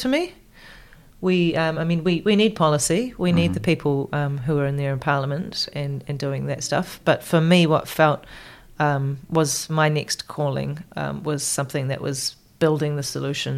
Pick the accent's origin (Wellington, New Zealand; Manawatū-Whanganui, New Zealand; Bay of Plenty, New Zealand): Bay of Plenty, New Zealand; Rotorua; moved away as an adult; also born or lived in Whakatane, New Zealand; now in Canada; I grew up in Rotorua, so it's very close by.